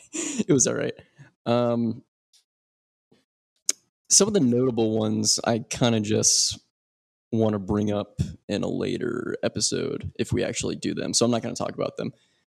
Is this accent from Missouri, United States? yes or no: no; Arizona, United States; I'm from Arizona, and that's what we do. That's what us lizard people do.